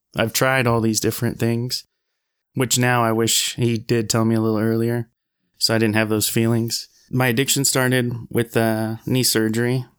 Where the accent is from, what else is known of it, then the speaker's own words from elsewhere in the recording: Wasilla, Alaska, United States; moved away as an adult; also born or lived in Anchorage, Alaska; I'm from Anchorage, or Wasilla, Alaska